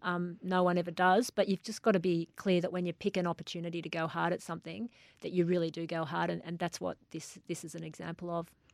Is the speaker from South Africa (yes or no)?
no; Australia; I'm Australian from head to toe